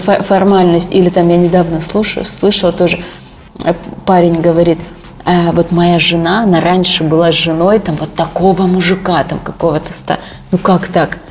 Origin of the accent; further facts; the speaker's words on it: Sochi, Krasnodar Krai, Russia; moved away; в родном городе Сочи